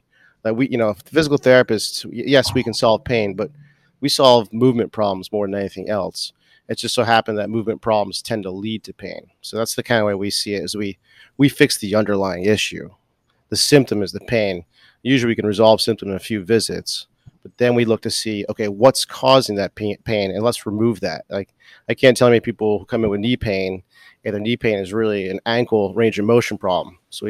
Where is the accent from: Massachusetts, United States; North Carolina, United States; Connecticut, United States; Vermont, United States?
Massachusetts, United States; Boston; I'm from Boston. So I play hockey.